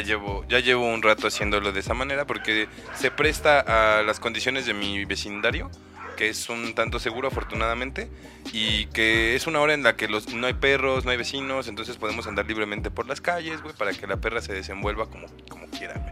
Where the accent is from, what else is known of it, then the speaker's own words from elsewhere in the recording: Cuautitlán, State of Mexico, Mexico; yo crecí en Cuauti